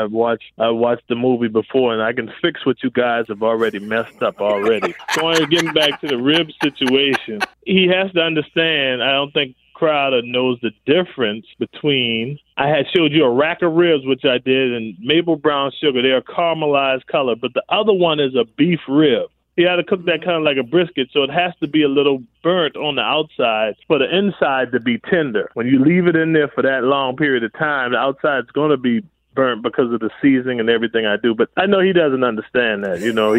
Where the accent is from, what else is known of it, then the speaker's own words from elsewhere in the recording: Charleston, South Carolina, United States; Charleston, South Carolina. And so there we do chitlins. We cook the whole pig, everything from the rooter to the tooter.